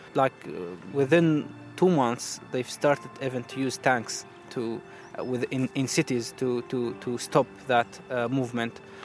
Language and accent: English; Syria; moved away as an adult; now in London, United Kingdom; I'm a refugee from Syria and I work here in London